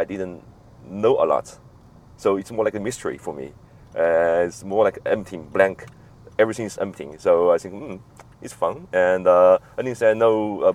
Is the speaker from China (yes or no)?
yes; Chengdu, Sichuan, China; I actually I born there. I grew up in Chengdu